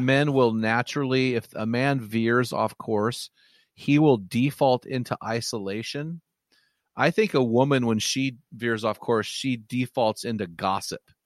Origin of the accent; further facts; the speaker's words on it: Pacific Northwest, United States; I'm from the Pacific Northwest